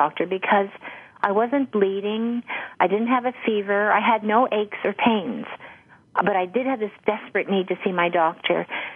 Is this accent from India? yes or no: no; Canada; I started in China, where I was studying Mandarin, because I'm Canadian